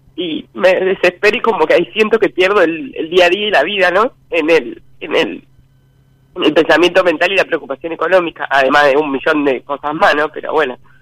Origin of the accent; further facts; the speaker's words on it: Rosario, Santa Fe, Argentina; De Rosario